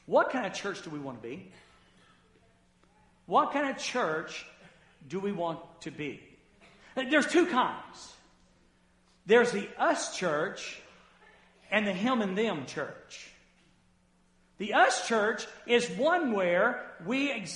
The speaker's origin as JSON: {"language": "English", "region": "the South", "country": "United States", "tie": "born or raised there", "said": "I grew up in the South"}